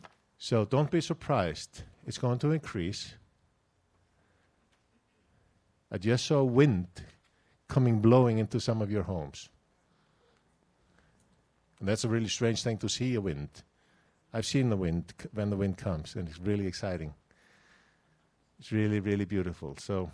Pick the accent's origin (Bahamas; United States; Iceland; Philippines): Iceland; English is a second language; You see, I'm from Iceland, and I'm speaking like a Texan.